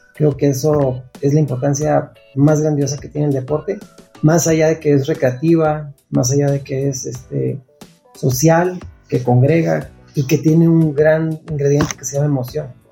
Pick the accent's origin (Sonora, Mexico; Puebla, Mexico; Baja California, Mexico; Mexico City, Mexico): Sonora, Mexico; Nogales; Yo nací y crecí en Nogales, Sonora, que es frontera con Estados Unidos